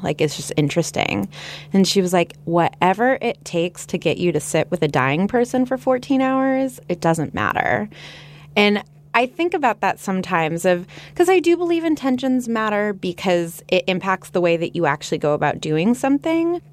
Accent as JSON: {"language": "English", "town": "Los Angeles", "region": "California", "country": "United States", "tie": "born or raised there", "said": "I'm from Los Angeles, which is the home of the movie industry"}